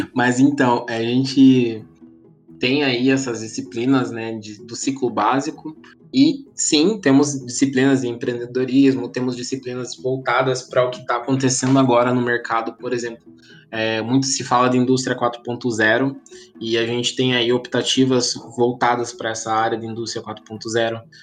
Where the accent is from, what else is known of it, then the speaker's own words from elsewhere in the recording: Paranaguá, Paraná, Brazil; moved away as an adult; now in Ponta Grossa, Brazil; eu sou natural de Paranaguá, no litoral do Paraná